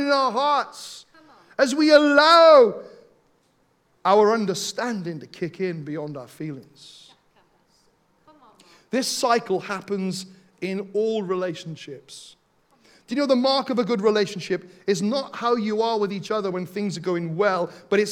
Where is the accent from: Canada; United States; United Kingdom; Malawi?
United Kingdom; Wales; Growing up in Wales